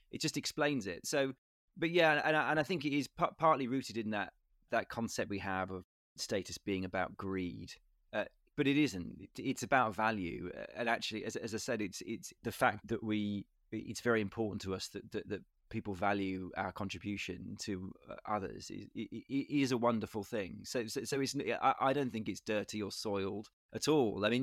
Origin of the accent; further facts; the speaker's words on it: United Kingdom; that's my country and I and I feel like a a person of status because I'm British and, and these are my my royal family